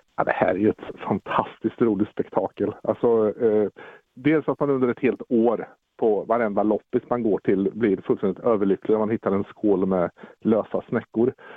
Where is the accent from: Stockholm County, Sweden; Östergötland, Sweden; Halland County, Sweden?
Östergötland, Sweden; Mjölby; also born or lived in Södermanland; Jag är helt ärligt sörmlänning från början men blev ju annekterad hit i åttaårsåldern